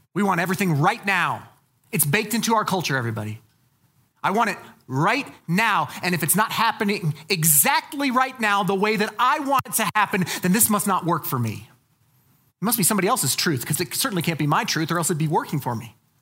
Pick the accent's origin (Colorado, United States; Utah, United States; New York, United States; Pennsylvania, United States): Colorado, United States; I'm from Colorado